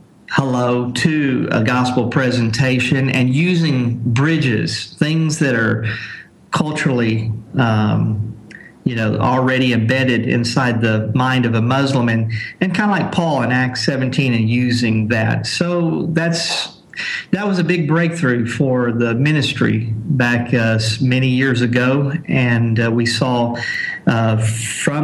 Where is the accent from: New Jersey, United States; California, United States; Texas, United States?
Texas, United States; Corpus Christi; moved away as an adult; also born or lived in South Asia; I am from Corpus Christi, Texas, and I've been a missionary for 21 years, serving in South Asia